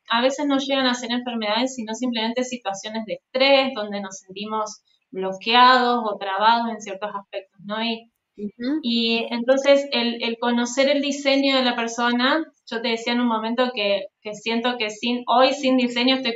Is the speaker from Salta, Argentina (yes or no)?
no; Avellaneda, Santa Fe, Argentina; De Santa Fe, de Avellaneda, Santa Fe, bien al norte de, Argentina.